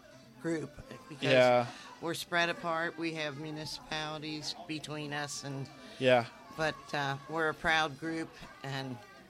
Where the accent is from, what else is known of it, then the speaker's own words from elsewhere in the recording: Columbia Township, Ohio, United States; I grew up on Britton, and at that time, Britton was Columbia Township.